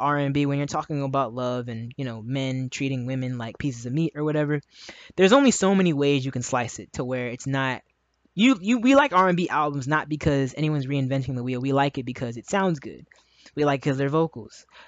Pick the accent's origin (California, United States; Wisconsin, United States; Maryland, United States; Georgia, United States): Maryland, United States; also born or lived in Howard County, Maryland; I'm from Maryland, and I lived in Howard County for a time in my early adult years